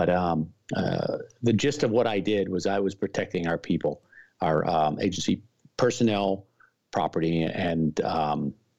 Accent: Milwaukee, Wisconsin, United States; moved away as an adult; my hometown of Milwaukee

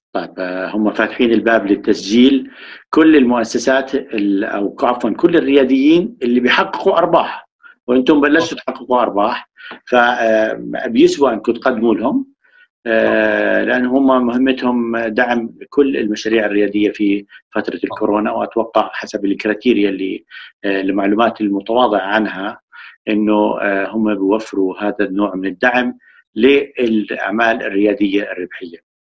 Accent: Jordan; ثقافه الطاقيه مش موجوده عندنا بالاردن

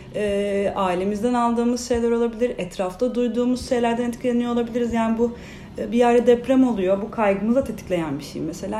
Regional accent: İzmir, Turkey; 93 yılında İzmir'de doğdum

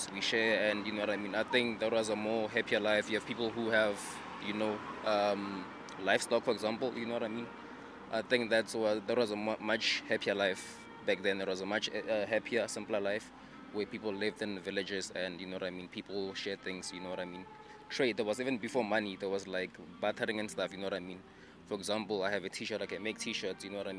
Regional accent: South Africa; I'm from South Africa

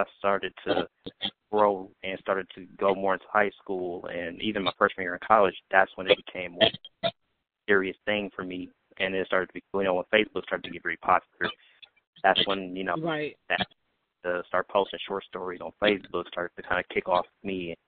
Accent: Milwaukee, Wisconsin, United States; Milwaukee, Wisconsin.

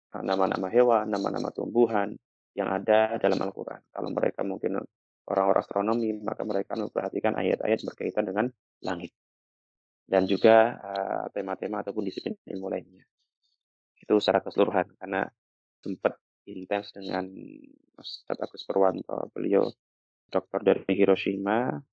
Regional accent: Java, Indonesia; sebagai anak Jawa

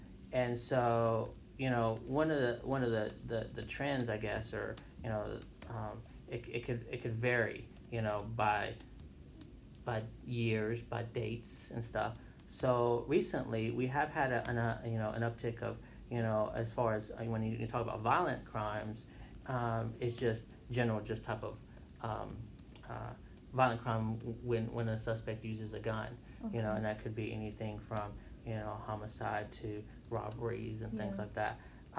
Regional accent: Wauchula, Florida, United States; now in Greensboro, United States; So it's a little city, right, probably an hour away from like Orlando. It's called Wachula. Oh, okay. Cool. Yeah. So that's where I was born.

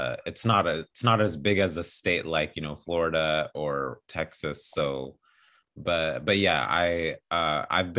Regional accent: Ethiopia; moved away; also born or lived in Illinois; I grew up in Ethiopia, and Ethiopia is kind of like the cultural hub of Africa

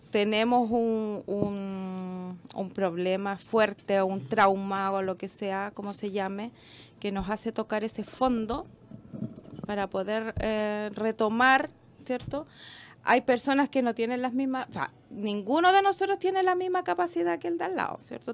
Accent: Chile

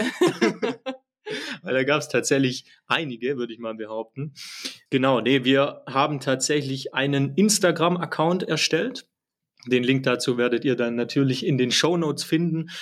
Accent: Germany; Ich halt eben als Deutscher

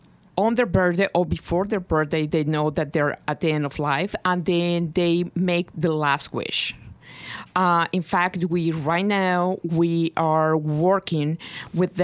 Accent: Bogota, Colombia; moved away as an adult; now in New York, United States; I am originally Colombian. But yeah. I'm originally from Bogota

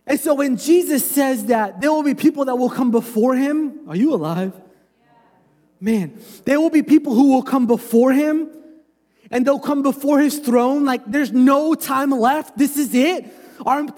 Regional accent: United States; I'm American

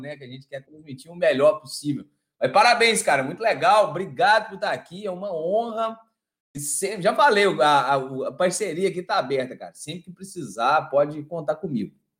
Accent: Araxá, Minas Gerais, Brazil; moved away as an adult; also born or lived in Uberlândia / Ouro Preto; eu sou do interior, de Araxá

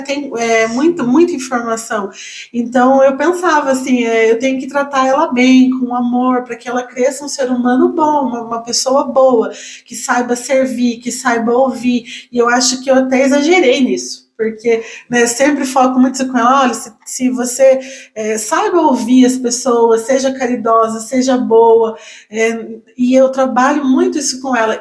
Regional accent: Itaí, São Paulo, Brazil; moved away as an adult; now in Itapeva, Brazil; eu sou de Itaí

